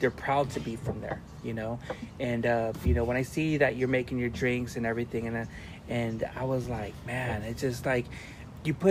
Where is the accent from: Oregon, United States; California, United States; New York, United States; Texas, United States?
California, United States; Wilmington; my hometown of city of Wilmington, California